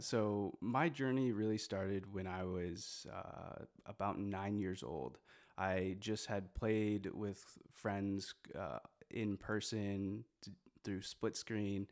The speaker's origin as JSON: {"language": "English", "town": "Moline", "region": "Illinois", "country": "United States", "tie": "born or raised there", "also_born_or_lived": "Busan, South Korea", "moved": "as an adult", "lives_now": "Evansville, United States", "said": "I'm from Moline, which is one of the major cities in that, in that grouping. Um, I've, I was originally born in, uh, Korea, in Busan"}